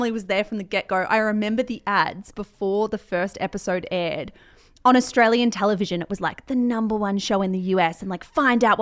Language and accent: English; Colombia; I created Gloria as a mixture of my mum and my aunt and the women that I grew up with in Colombia.